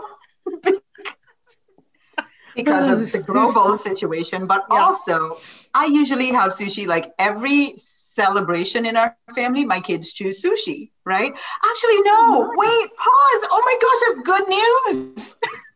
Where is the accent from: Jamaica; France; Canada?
Jamaica; I am from Jamaica.